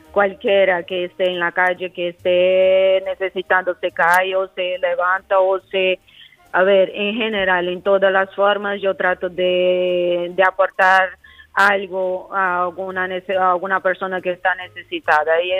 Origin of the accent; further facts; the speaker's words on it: Mato Grosso, Brazil; Spanish is a second language; moved away as an adult; also born or lived in Galicia, Spain; now in Spain; soy brasileña